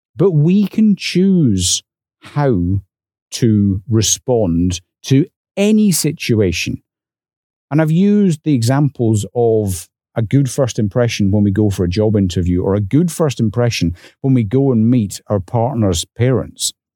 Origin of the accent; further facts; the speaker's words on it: north of the English border, Scotland, United Kingdom; accent: Scottish; moved away; I was also dragged up north of the English border. So when he heard my accent